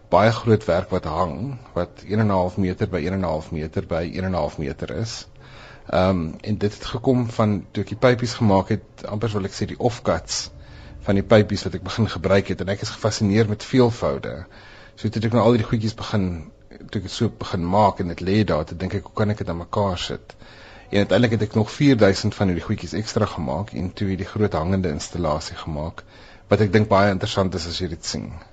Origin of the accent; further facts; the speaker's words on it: South Africa; ek is 'n wit Suid-Afrikaner